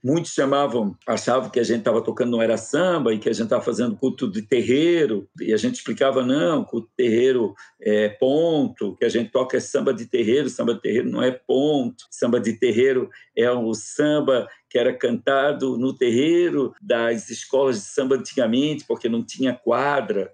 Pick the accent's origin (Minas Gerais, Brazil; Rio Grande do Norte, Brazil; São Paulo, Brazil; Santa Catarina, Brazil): Santa Catarina, Brazil; Florianópolis; Eu nasci em 1970, nasci no Morro da Caixa, em Florianópolis